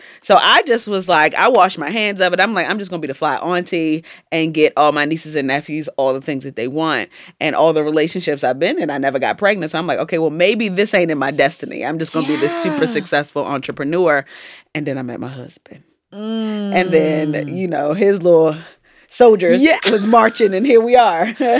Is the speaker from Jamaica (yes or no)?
yes; Jamaica; I'm Jamaican, so, like, we eat food for